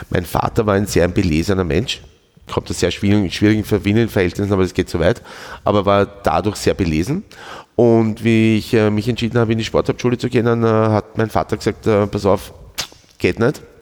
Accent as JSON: {"language": "German", "town": "Schwechat", "region": "Lower Austria", "country": "Austria", "said": "Ich bin aus Schwächert."}